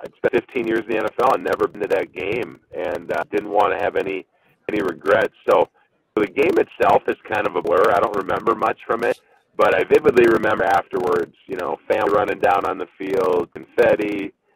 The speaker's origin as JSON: {"language": "English", "region": "Minnesota", "country": "United States", "tie": "born or raised there", "also_born_or_lived": "Baltimore", "said": "I was born in Minnesota. I got to play here for 11 years. I live back in Minnesota"}